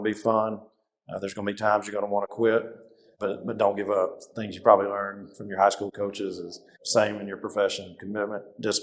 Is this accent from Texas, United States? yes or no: yes; Rockwall, Texas, United States; also born or lived in Austin, Texas / Denton, Texas; I grew up in Rockwall and attended the University of Texas in Austin